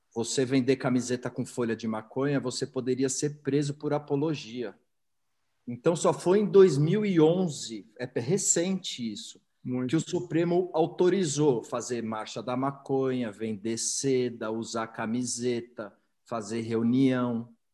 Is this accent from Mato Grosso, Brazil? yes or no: no; São Paulo, Brazil; eu sou paulistano, nasci, nasci em São Paulo, é, cresci no Alto de Pinheiros